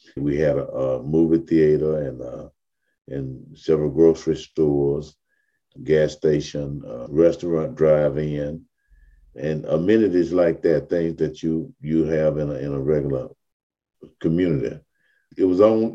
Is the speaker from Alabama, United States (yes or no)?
yes; Mobile, Alabama, United States; I was born in 1950 in Africatown itself.